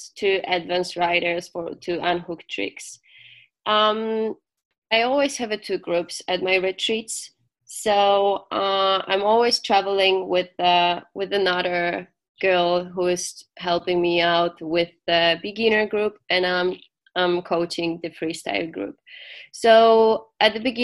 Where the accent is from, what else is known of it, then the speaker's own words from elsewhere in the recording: Gdańsk, Pomeranian Voivodeship, Poland; I'm from Gdańsk, so it's on the north of Poland, so by the Baltic Sea, so it's my home spot.